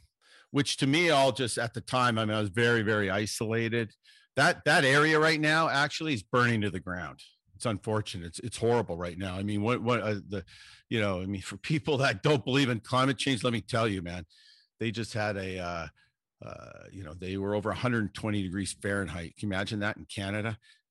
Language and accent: English; Ireland; being Irish